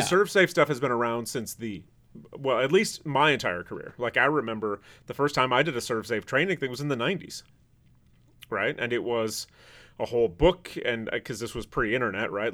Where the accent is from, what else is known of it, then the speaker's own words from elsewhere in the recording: Traverse City, Michigan, United States; moved away; Traverse City, where I'm from, the population is a little under sixteen thousand.